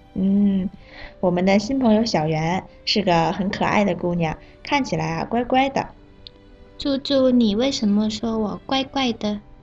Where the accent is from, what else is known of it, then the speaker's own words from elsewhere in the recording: Bangkok, Thailand; 我是来自泰国的